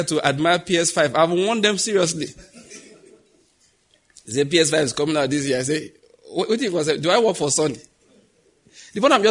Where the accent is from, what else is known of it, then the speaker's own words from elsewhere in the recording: Ondo, Nigeria; I grew up in Ondo State.